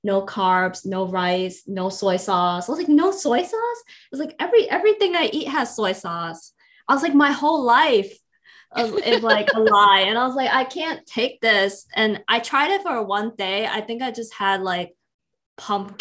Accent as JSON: {"language": "English", "town": "Guangzhou", "region": "Guangdong", "country": "China", "tie": "born or raised there", "moved": "yes", "lives_now": "United States", "said": "I grew up in Guangzhou"}